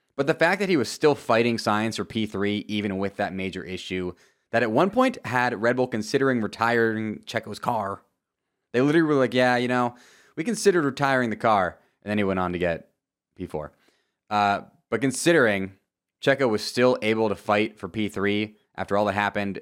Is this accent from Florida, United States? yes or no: yes; Tampa Bay area, Florida, United States; moved away; also born or lived in Wisconsin; I'm actually born and raised in Florida, the Tampa Bay area.